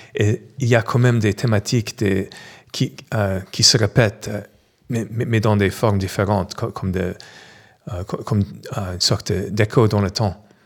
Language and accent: French; New York, United States; French is a second language; moved away as an adult; also born or lived in Los Angeles / San Francisco / Paris; now in Montpellier, France; je suis né à New York, je suis américain